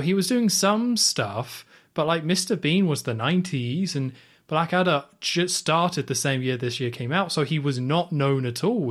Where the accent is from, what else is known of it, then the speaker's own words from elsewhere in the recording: United Kingdom; as a British person